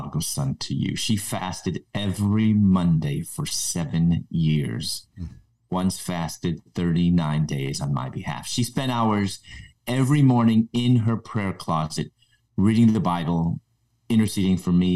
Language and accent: English; Chicago, Illinois, United States; moved away as an adult; also born or lived in Louisville; In my early 20s, I moved from Chicago, where I was originally from, to Louisville